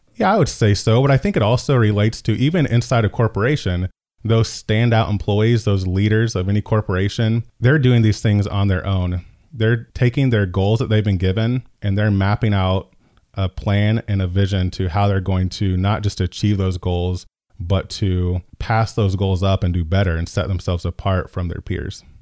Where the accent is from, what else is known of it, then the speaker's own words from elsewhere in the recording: Decatur, Illinois, United States; I'm from Decatur, born and raised